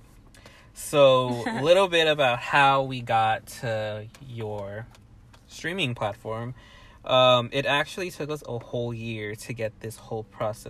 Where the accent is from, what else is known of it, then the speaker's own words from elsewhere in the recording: Pasadena, California, United States; I am from Pasadena, California